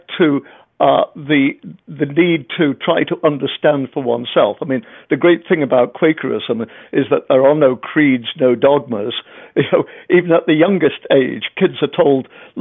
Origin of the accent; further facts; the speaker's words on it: England, United Kingdom; I'm English